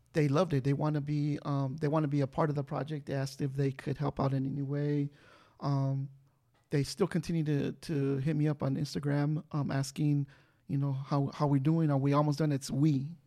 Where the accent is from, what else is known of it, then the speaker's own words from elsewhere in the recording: Culver City, California, United States; I'm from Culver City